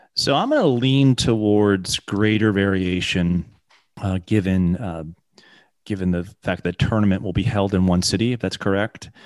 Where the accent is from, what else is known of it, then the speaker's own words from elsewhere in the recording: England, United Kingdom; I was born in England